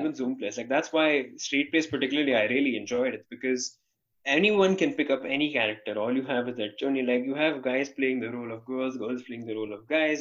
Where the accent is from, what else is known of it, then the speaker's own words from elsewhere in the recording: India; as an Indian person